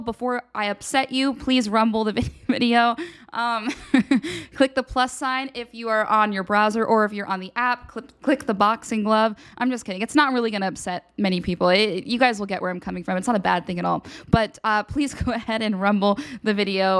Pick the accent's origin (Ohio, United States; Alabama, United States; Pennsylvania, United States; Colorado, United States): Pennsylvania, United States; now in Washington, D.C., United States; I'm from Pennsylvania. I know what a real snowstorm looks like